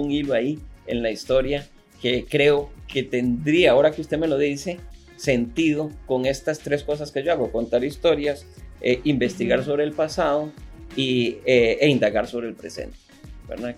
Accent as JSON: {"language": "Spanish", "country": "Costa Rica", "said": "así somos los ticos"}